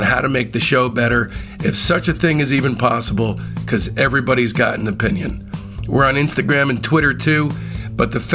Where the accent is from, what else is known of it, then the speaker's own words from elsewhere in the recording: Livingston, New Jersey, United States; my hometown of Livingston, New Jersey